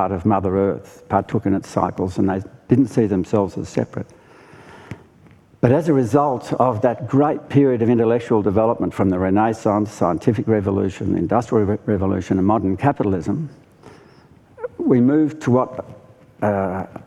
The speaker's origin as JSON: {"language": "English", "area": "Monaro region", "region": "New South Wales", "country": "Australia", "said": "I come from the Monaro region of near the Snowy Mountains, high tableland, very cold"}